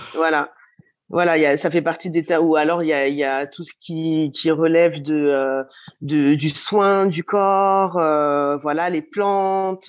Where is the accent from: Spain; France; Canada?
France; Lyon, Auvergne-Rhône-Alpes; j'ai grandi à Lyon